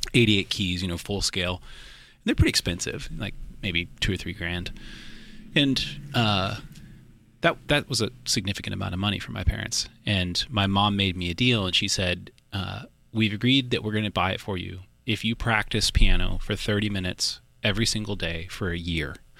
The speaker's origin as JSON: {"language": "English", "town": "Austin", "region": "Texas", "country": "United States", "tie": "born or raised there", "also_born_or_lived": "Boerne, Texas", "said": "part here in Austin, and then I did sort of my high school outside of San Antonio in a little town called Bernie"}